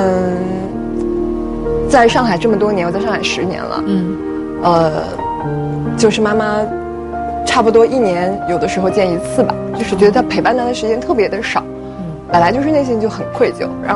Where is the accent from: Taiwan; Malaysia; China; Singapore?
China; northern China; 嗯，因为我从小是生活在北方的，嗯，但是我妈妈却是上海人。